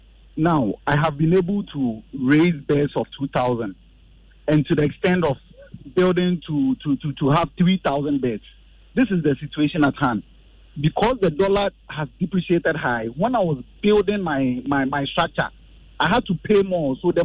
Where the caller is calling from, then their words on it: Kasawa, Ghana; calling from Kasawa.